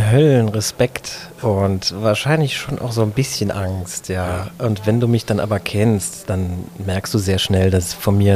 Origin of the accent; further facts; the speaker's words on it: Saarbrücken, Saarland, Germany; ich komme aus Saarbrücken, bin da aufgewachsen, habe das sehr, sehr genossen, im Saarland groß zu werden, denn das ist ein fantastisches Umfeld, um aufzuwachsen.